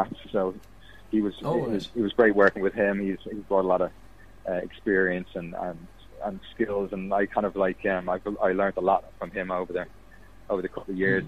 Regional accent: Fiji; moved away; I grew up in Fiji, so like for about 13 years of my life

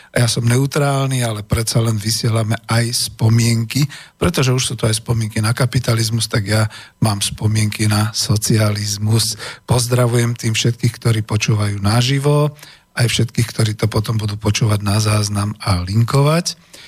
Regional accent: Bratislava, Bratislava Region, Slovakia; first language Slovak; Žil som tu a narodil som sa, som originál, naozaj bratislavčan, domorodec, narodil som sa v Bratislave. Nikam som sa nepresťahoval

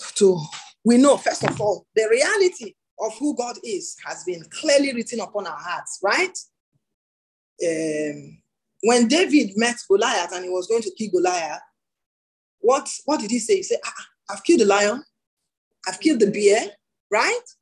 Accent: Nigeria

